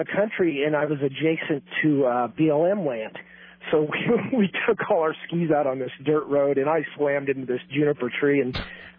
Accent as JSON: {"language": "English", "town": "Bend", "region": "Oregon", "country": "United States", "tie": "born or raised there", "said": "I grew up in Bend, and I'm 49 years old"}